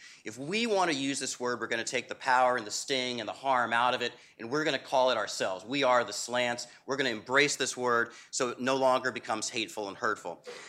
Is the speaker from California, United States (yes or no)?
no; Florida, United States; As Ilya just suggested, I'm from Florida, so had we had this last week, this would not be Constitution Day, this would be Irma Day.